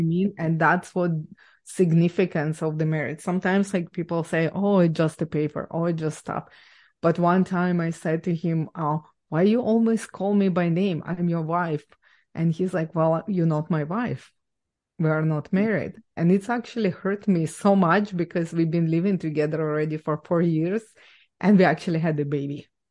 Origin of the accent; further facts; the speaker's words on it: Ukraine; English is a second language; now in Canada; I was born and raised in Ukraine